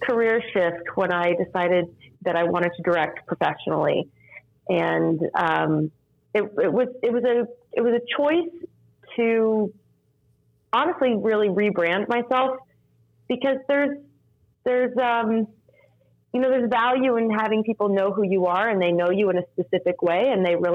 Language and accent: English; Norman, Oklahoma, United States; moved away as an adult; now in New York City, United States; I was born and raised in Norman, Oklahoma, and I graduated from high school at Norman High